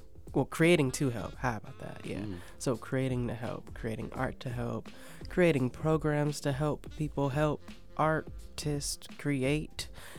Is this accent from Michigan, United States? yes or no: yes; Detroit, Michigan, United States; Yeah, and I think that definitely has to do with being from Detroit.